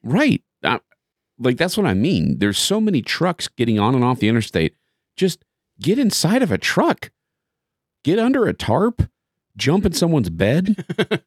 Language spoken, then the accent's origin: English; Terre Haute, Indiana, United States; I grew up with him in Terre Haute